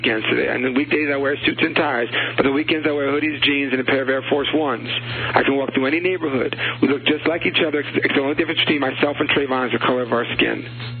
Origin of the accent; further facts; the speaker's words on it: United States; I'm American